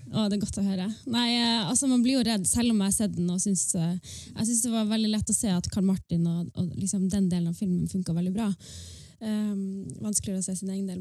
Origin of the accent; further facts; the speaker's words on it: Northern Norway, Norway; jeg representerer jo på en måte det nordnorske